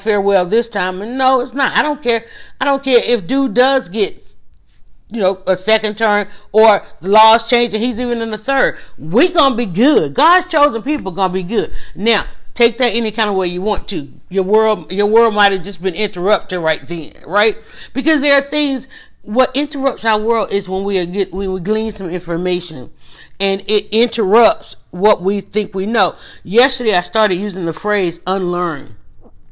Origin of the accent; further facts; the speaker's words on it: Atlanta, Georgia, United States; growing up, being from Atlanta, growing up in Atlanta